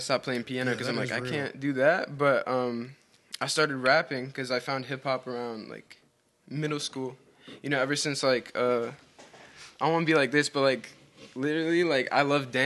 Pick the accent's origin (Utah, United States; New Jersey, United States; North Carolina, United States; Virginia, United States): North Carolina, United States; Raleigh; I'm born and raised in Raleigh, North Carolina. Been here my whole life.